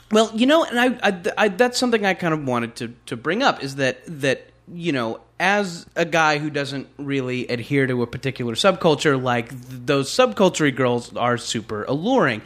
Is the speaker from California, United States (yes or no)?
yes; Orange County, California, United States; growing up in Orange County